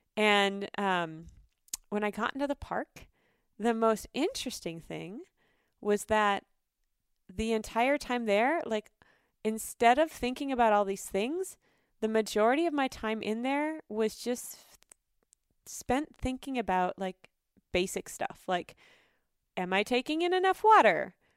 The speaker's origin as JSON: {"language": "English", "region": "North Dakota", "country": "United States", "tie": "born or raised there", "moved": "yes", "lives_now": "Minnesota, United States", "said": "I grew up in North Dakota"}